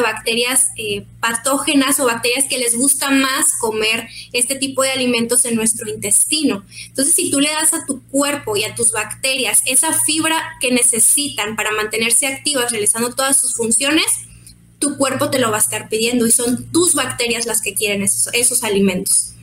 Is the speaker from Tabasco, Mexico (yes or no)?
no; Mexicali, Baja California, Mexico; supimos que éramos de Mexicali